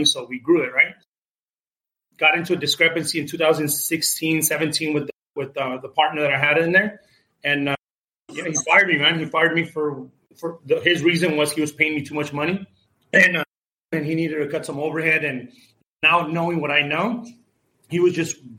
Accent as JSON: {"language": "English", "region": "California", "country": "United States", "tie": "born or raised there", "also_born_or_lived": "Mexico City, Mexico", "said": "I was born in Mexico City, raised here in California, lived my whole life here since I was 5 years old"}